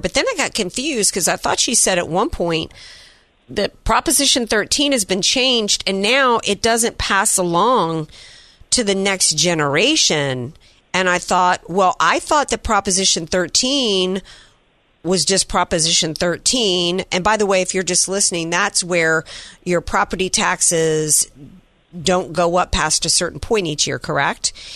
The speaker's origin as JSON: {"language": "English", "region": "Deep South", "country": "United States", "tie": "born or raised there", "said": "when I grew up in the deep south, nothing was open on a Sunday."}